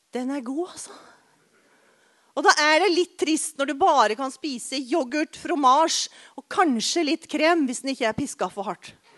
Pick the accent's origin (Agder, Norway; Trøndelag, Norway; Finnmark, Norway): Agder, Norway; Arendal; tannlegen min hjemme i Arendal